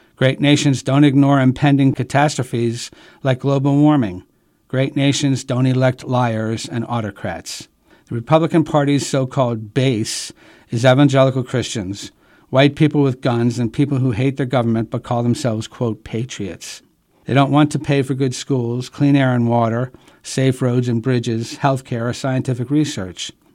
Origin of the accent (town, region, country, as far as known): United States